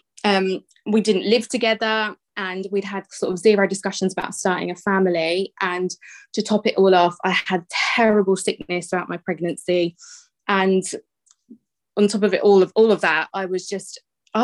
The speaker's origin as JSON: {"language": "English", "area": "Bedfordshire", "region": "East of England", "country": "United Kingdom", "said": "I am from Bedfordshire"}